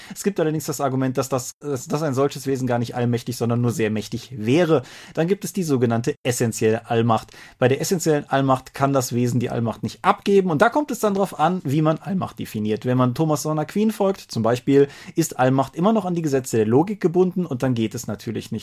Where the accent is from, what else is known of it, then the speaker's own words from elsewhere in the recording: Rhineland, Germany; als Rheinländer